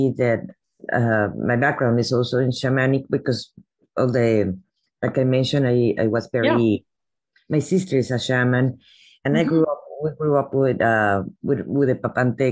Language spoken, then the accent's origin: English; Veracruz, Mexico; moved away; I grew up in Veracruz, Mexico